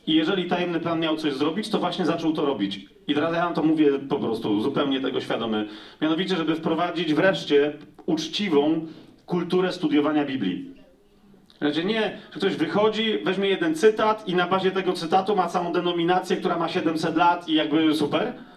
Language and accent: Polish; Poland; ja jestem z Polski